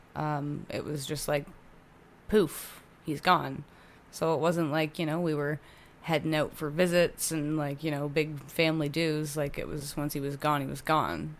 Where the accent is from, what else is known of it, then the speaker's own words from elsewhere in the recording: Hamilton, Ontario, Canada; also born or lived in Oakville / Burlington; I was born in Oakville, um, and then we moved to Burlington and then we moved to Hamilton